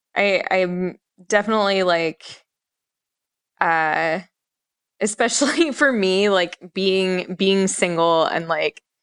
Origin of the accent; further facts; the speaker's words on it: North Florida, United States; moved away; also born or lived in New York; I grew up in North Florida